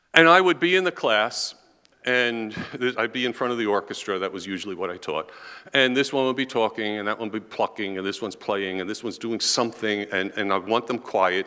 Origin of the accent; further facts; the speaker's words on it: New York City, New York, United States; moved away as an adult; now in Pennsylvania, United States; we're from New York. We're from Queens, actually